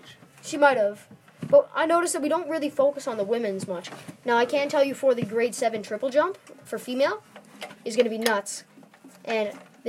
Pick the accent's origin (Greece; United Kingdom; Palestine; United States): United Kingdom; England; because in my hometown of England. They play a game called shin kicking.